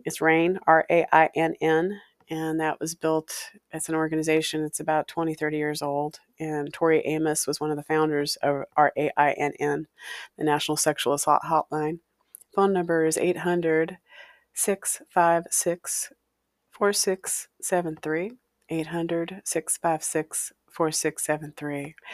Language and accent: English; Walla Walla, Washington, United States; A haunted house I grew up in, in Walla Walla, Washington. My hometown